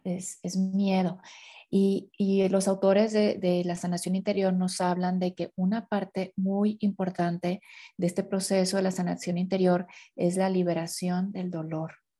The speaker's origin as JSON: {"language": "Spanish", "country": "Mexico", "said": "yo soy de tal parte de la, de la República de México, ¿no? Soy tal parte de México"}